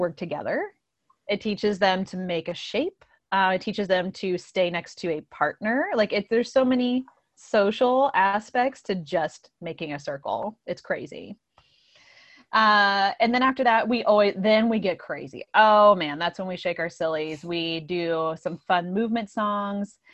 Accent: Indiana, United States; moved away as an adult; now in Downingtown, United States; I'm from Indiana, and, um, I came here, gosh, I guess, like, eleven years ago to Pennsylvania and have settled here in the Downingtown area

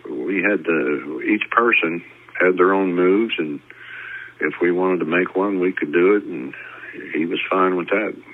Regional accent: New Jersey, United States; moved away; also born or lived in Jeffersonville, Indiana; I grew up in New Jersey there in the shadow of the Empire State Building

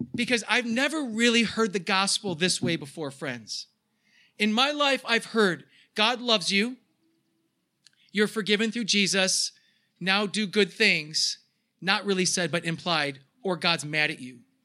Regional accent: United States; as American Christians

